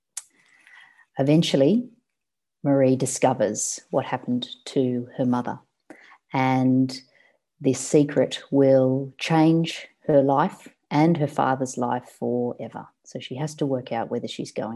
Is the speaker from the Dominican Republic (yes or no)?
no; Sydney, New South Wales, Australia; moved away as an adult; now in Melbourne, Australia; I grew up in Sydney in the suburb of Cronulla, and I moved to Melbourne about 5 years ago